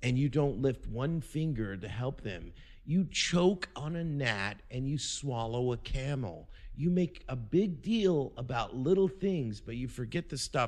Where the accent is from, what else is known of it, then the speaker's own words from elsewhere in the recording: Kansas City, Missouri, United States; also born or lived in Seattle; I'm from Kansas City. I've never felt at home here.